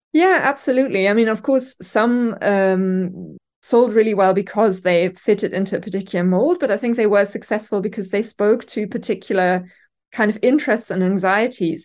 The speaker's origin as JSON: {"language": "English", "country": "Germany", "second_language": "English", "moved": "as an adult", "lives_now": "Newcastle, United Kingdom", "said": "by my name and accent, I'm orig-, originally from Germany, um, and have lived here for over a decade now."}